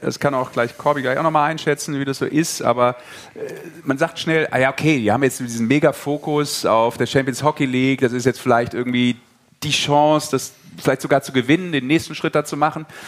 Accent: Rhineland, Germany; als Rheinländer

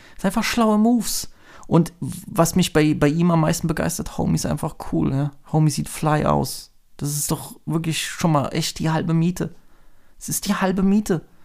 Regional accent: Germany; als Deutsche

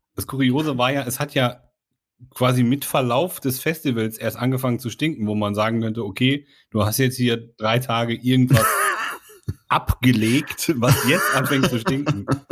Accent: Sauerland, North Rhine-Westphalia, Germany; bin ich im Sauerland aufgewachsen

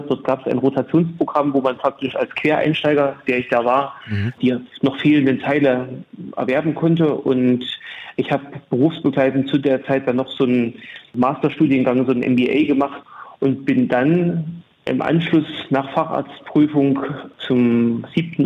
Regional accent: Bautzen, Saxony, Germany; moved away as an adult; also born or lived in Leipzig; now in Jena, Germany; Ich bin in Bautzen in Sachsen geboren und habe dann in Jena mein Medizinstudium begonnen

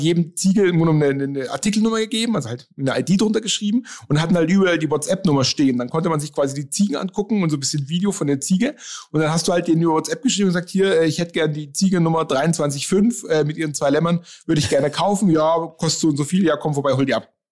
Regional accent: Nuremberg, Bavaria, Germany; ich komme aus Nürnberg

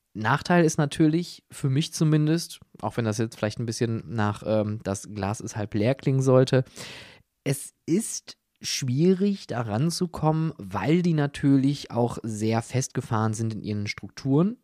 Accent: Germany; wir als Deutsche

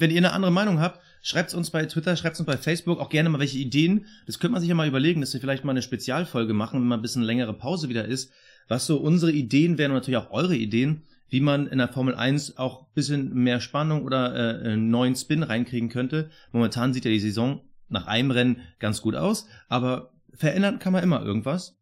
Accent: Berlin, Germany; ich als Berliner

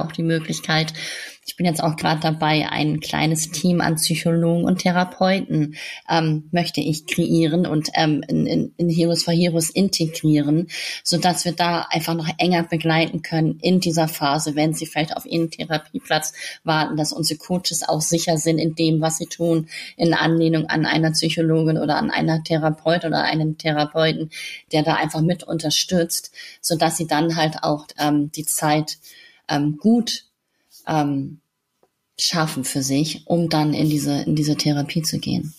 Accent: Hamburg, Germany; in der Stadt bei uns in Hamburg

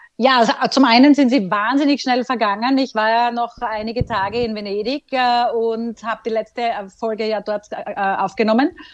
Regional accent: Austria; bei uns in Österreich

